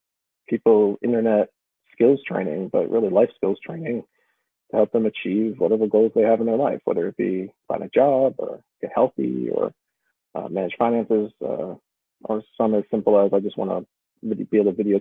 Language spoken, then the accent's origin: English; Massachusetts, United States; also born or lived in Washington, D.C.; I grew up in Massachusetts and left a bit for college